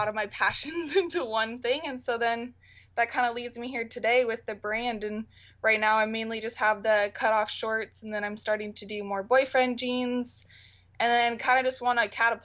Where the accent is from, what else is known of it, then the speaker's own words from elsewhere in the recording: Portland, Oregon, United States; also born or lived in San Diego, California; I'm from Portland, Oregon.